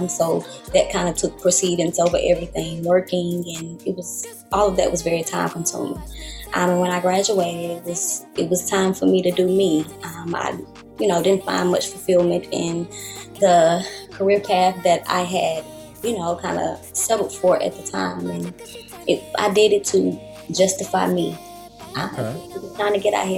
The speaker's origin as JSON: {"language": "English", "town": "Columbus", "region": "Georgia", "country": "United States", "moved": "yes", "lives_now": "Atlanta, United States", "said": "I'm from Columbus, Georgia, to be exact. I've been here in Atlanta now for quite some time"}